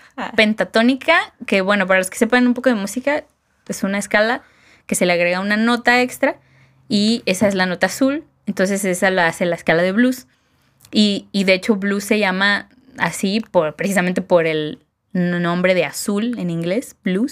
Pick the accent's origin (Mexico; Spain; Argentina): Mexico; para nosotros mexicanos